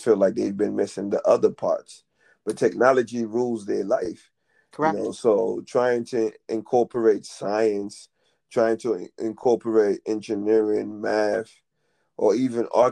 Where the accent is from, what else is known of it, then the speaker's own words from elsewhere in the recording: Haiti; I'm from Haiti